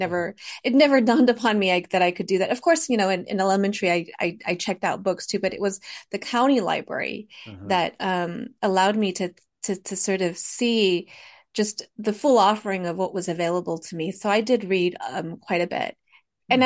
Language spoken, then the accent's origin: English; Fresno, California, United States; first language Hmong; English is a second language; I grew up in Fresno. I was born and raised here. So I am a I'm a, I'm a Fresno native, Valley native